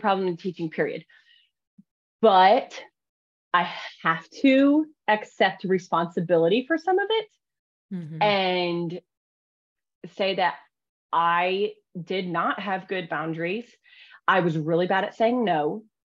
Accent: Pennsylvania, United States; now in Oklahoma, United States; I am actually not Oklahoma, Oklahoman born, Oklahoma born or whatever. I'm actually from Pennsylvania.

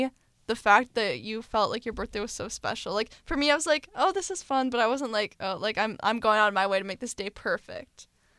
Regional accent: Seattle, Washington, United States; My, like, place I take them in my hometown is Easy Street Rick.

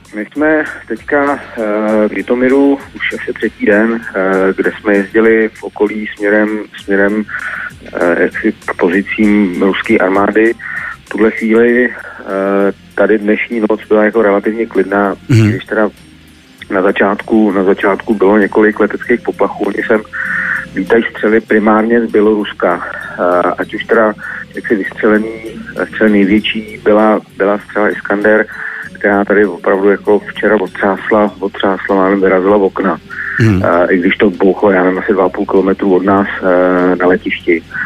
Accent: Czechia; jsme Češi

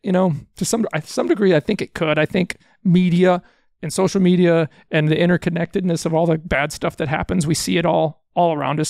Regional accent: Houston, Texas, United States; I was born in Houston, so I grew up in Texas

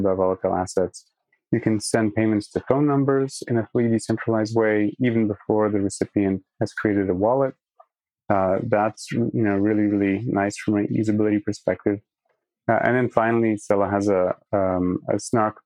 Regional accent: Singapore; moved away as an adult; also born or lived in Poland / Toronto, Canada / Massachusetts, United States; I'm from Poland. My parents are Polish, but I was born and raised in Singapore and I grew up there

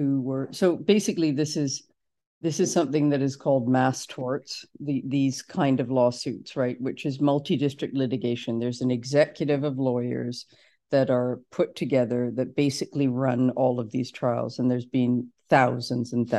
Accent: Canada; we're from Canada

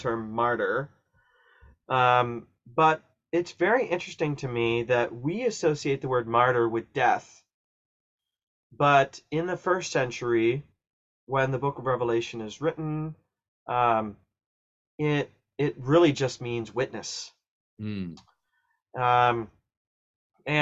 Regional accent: Ohio, United States; I grew up in Ohio and I went to college in Southern Ohio.

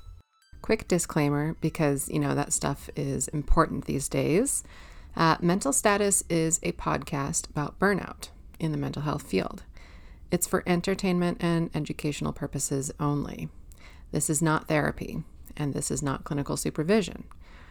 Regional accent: Minnesota, United States; moved away; I'm from Minnesota

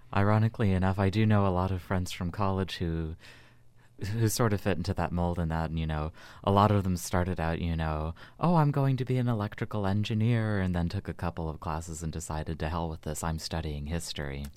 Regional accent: United States; as an American

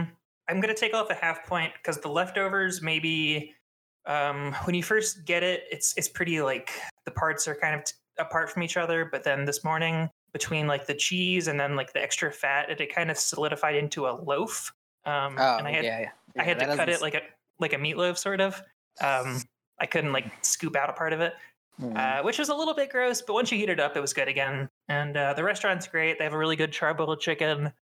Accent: Baltimore, Maryland, United States; accent: Baltimore

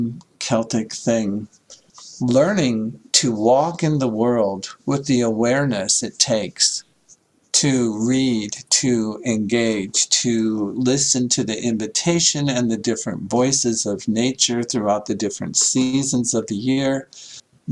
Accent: Iowa, United States; moved away as an adult; also born or lived in San Diego; So I grew up in Iowa, not a lot of beachfront property in Iowa.

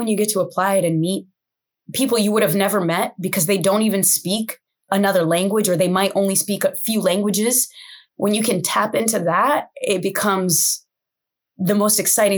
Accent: United States; also born or lived in Brazil; And in America, I wasn't American enough. So I was living in between cultures and that's how I grew up.

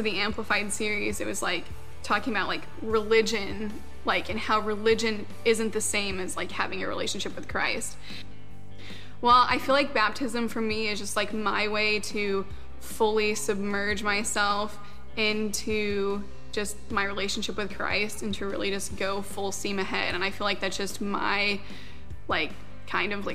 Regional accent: Huntington, Indiana, United States; I was born and raised in Huntington

